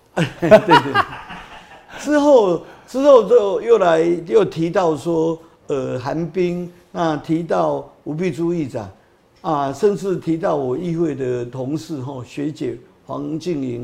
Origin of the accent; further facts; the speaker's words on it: Taipei, Taiwan; also born or lived in Datong District, Taipei; 我在大同区出生嘛，啊，我在中山区成长，所以中山区是，诶，你讲我的分本，期本命地啦